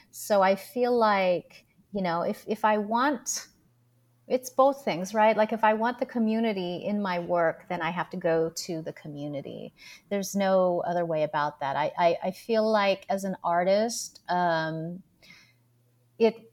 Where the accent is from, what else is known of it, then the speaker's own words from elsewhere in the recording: Philippines; why am I here as a Filipina in this place?